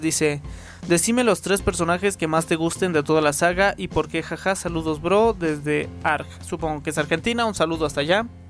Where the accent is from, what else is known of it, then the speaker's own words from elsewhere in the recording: Mexico; Yo también soy de México